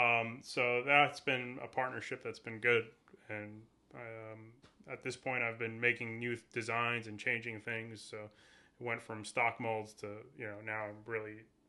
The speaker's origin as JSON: {"language": "English", "town": "New York City", "region": "New York", "country": "United States", "tie": "born or raised there", "moved": "yes", "said": "I was born and raised in the Sheepshead Bay section of Brooklyn, New York."}